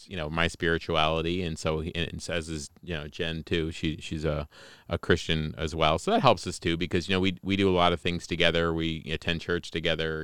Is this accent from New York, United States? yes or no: yes; Newark Valley, New York, United States; also born or lived in Colombia; I grew up in Newark Valley.